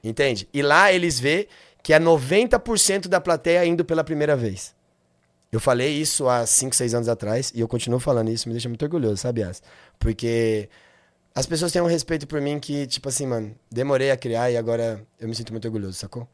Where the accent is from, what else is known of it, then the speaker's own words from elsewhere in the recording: Taboão da Serra, São Paulo, Brazil; eu sou do Taboão